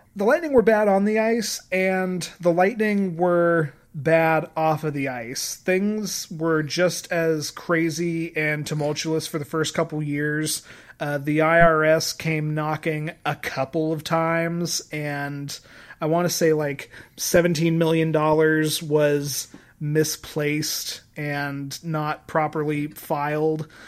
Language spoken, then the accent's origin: English; Colorado, United States; I grew up in Colorado